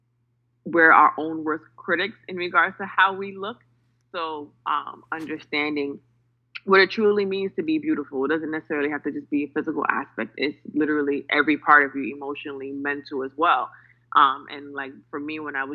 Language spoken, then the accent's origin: English; New York City, New York, United States; I'm from New York City